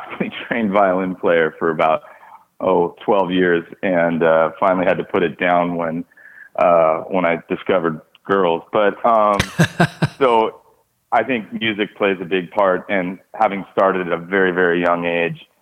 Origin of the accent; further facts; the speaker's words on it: Los Angeles, California, United States; growing up in West